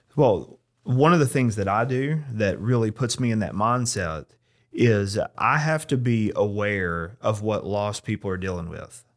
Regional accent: United States; as an American

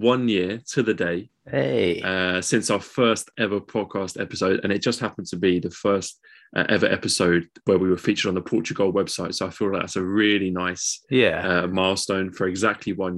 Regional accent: London, United Kingdom; we're all from East London.

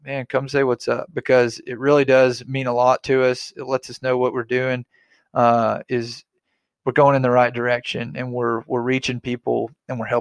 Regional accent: Arkansas, United States; I'm from Arkansas.

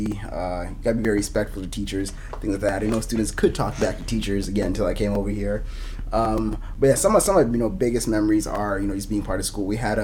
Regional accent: Des Moines, Iowa, United States; also born or lived in Kenya; I grew up here in Des Moines.

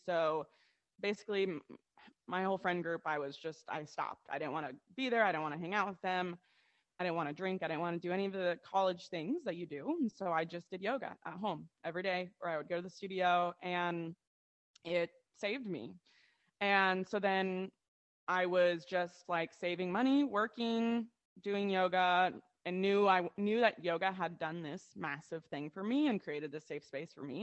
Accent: Ohio, United States; now in Charleston, United States; we're yeah from Ohio

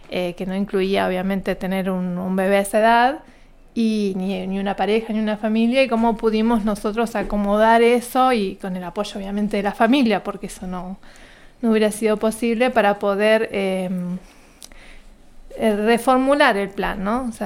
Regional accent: General Roca, Río Negro, Argentina; born there; yo nací en General Roca, acá en la provincia de Río Negro. vengo de una familia que somos cinco hermanos

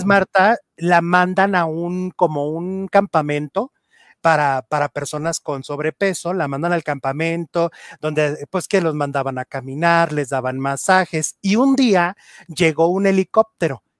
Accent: Mexico; somos mexicanos

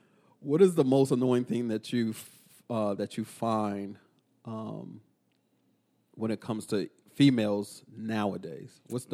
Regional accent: Oakland, California, United States; born there; So I was born in the Bay Area, Oakland, California, for those who don't know.

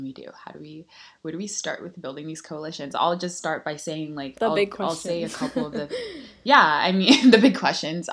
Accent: Nigeria; moved away; we're both Nigerian and we both weren't born in the United States

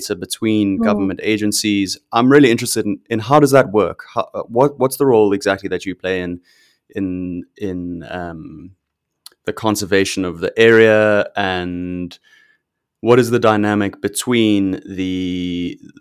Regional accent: South Africa; now in Canada; I grew up in South Africa and I now live in Canada

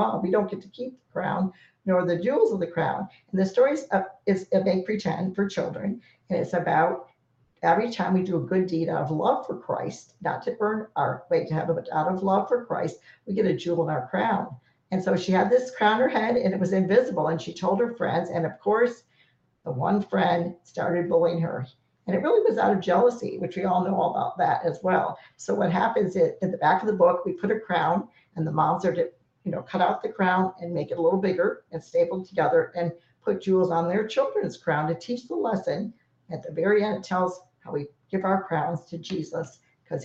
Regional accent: Florida, United States; I was from Florida

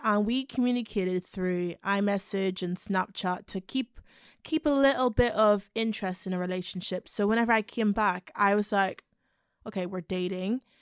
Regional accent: Belfast, Northern Ireland, United Kingdom; moved away; also born or lived in London; I'm from a little town called Belfast in Northern Ireland.

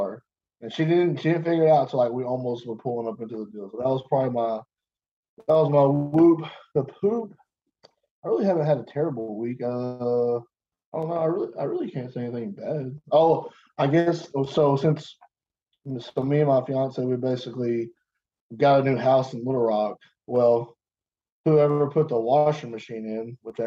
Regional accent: Arkansas, United States; I'm from Arkansas

